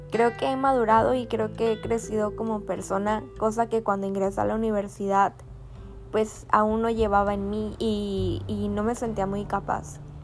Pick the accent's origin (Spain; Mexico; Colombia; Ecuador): Mexico; Altamira, Tamaulipas; soy de Altamira, Tamaulipas